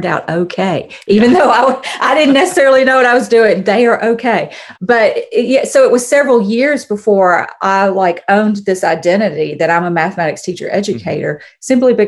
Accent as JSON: {"language": "English", "region": "Alabama", "country": "United States", "tie": "born or raised there", "moved": "as an adult", "said": "I am originally from Alabama. And so if I'm ever talking to someone and I reference home, I'm talking about Alabama. As an adult, we've lived in several different states, and so home is Alabama. And I grew up there never really thinking about living anywhere but Alabama."}